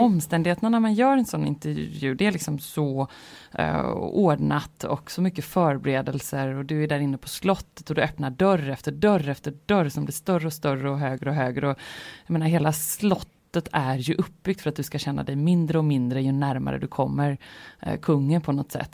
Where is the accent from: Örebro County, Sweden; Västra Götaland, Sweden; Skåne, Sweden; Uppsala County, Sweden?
Västra Götaland, Sweden; Gothenburg; jag känner mig väldigt mycket som en göteborgare